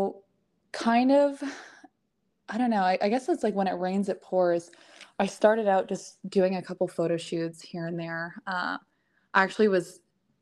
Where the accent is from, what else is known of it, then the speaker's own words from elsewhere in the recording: just outside of Ottawa, Ontario, Canada; moved away as an adult; also born or lived in New York; now in Texas, United States; I grew up in Canada. So not many people know exactly where. So I always say just outside of Ottawa. I did kind of grow up in like a little small town